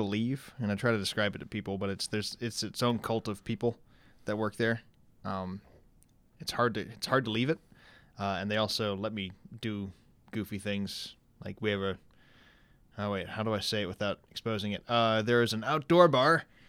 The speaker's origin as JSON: {"language": "English", "town": "Saginaw", "region": "Michigan", "country": "United States", "said": "But bartended in Saginaw, Michigan. I'm from Saginaw, started my master's program"}